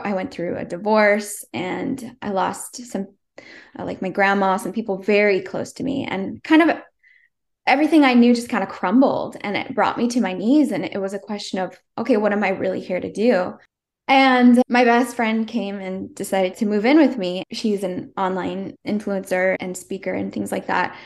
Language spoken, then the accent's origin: English; Northern California, United States; I came home to my hometown, Northern California